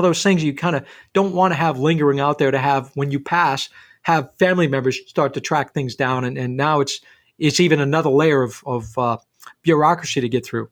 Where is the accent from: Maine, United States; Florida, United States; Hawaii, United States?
Maine, United States; Rumford; I grew up in Rumford in a paper mill town